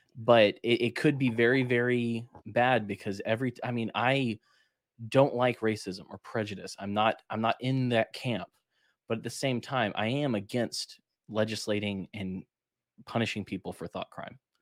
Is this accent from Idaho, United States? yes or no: no; Alabama, United States; I'm from Alabama